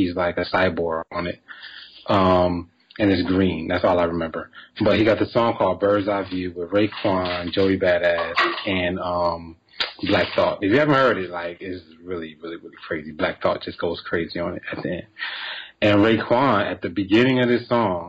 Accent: New Jersey, United States; moved away as an adult; now in Atlanta, United States; I'm from Jersey, though. Don't forget it. I'm from Jersey

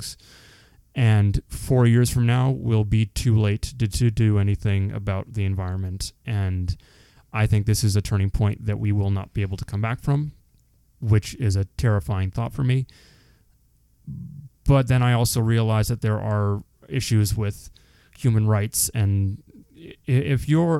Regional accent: Canada; we're Canadian

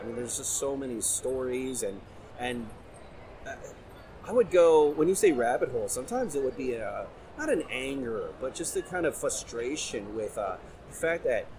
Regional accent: Cincinnati, Ohio, United States; So we're from the Cincinnati area.

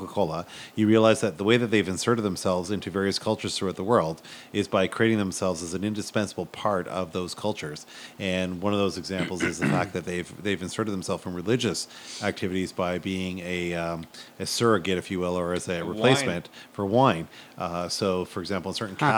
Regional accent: Montreal, Quebec, Canada; I grew up in Montreal, so rays are like in my blood.

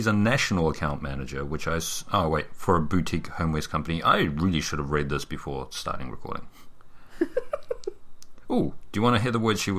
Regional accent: near Mount Maunganui, Bay of Plenty, New Zealand; That's where we're from, almost.

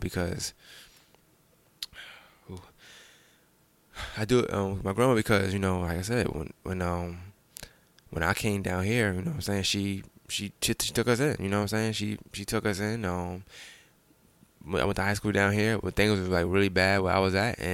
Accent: New York City, New York, United States; So I'm from Bushwick Avenue, so I lived on Bushwick, but I frequented on Jefferson.

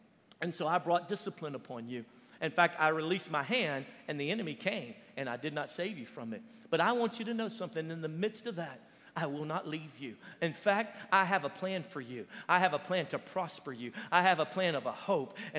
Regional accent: Baton Rouge, Louisiana, United States; moved away; we're from Louisiana. And we would drive down to New Orleans, about an hour and a half away from Baton Rouge where we lived

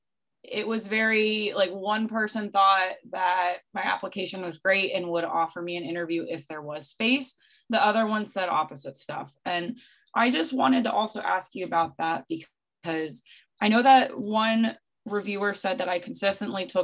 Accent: the Florida Keys, United States; I'm from the Keys

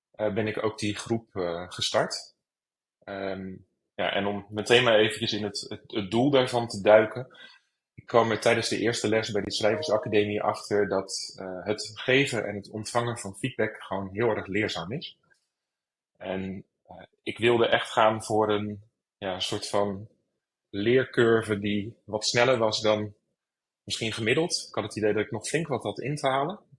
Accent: Rotterdam, South Holland, Netherlands; moved away as an adult; now in Amsterdam, Netherlands; geboren in Rotterdam.

